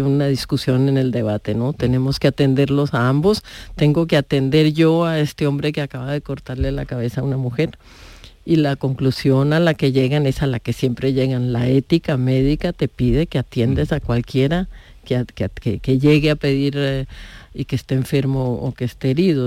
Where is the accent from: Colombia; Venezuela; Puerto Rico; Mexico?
Colombia; yo soy colombiana